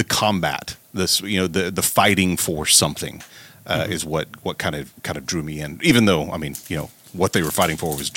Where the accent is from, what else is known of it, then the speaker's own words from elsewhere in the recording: Southern Oklahoma, United States; I'm from Southern Oklahoma, so I grew up watching the Von Erichs out of Dallas